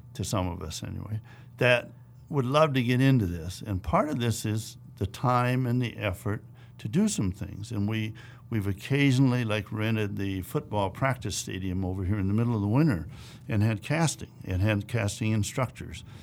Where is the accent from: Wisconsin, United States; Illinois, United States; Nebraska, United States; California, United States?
Wisconsin, United States; moved away; I grew up in the Midwest, in Wisconsin